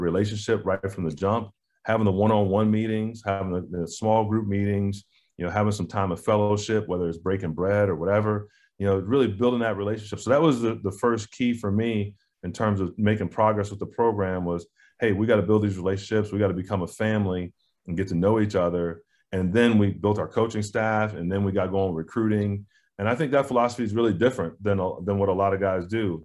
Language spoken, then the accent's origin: English; Midwest, United States; now in North Carolina, United States; what I grew up with in the Midwest